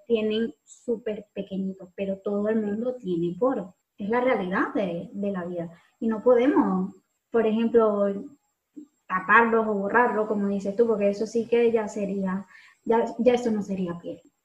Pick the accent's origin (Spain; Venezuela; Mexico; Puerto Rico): Venezuela; moved away